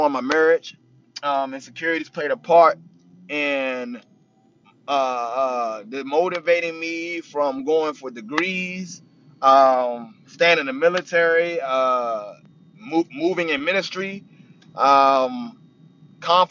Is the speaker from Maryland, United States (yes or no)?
yes; Capitol Heights, Maryland, United States; also born or lived in Washington, D.C.; now in Roanoke, United States; I was born in Washington, D.C., originally from PG County, Capitol Heights. Bounced all around Capitol Heights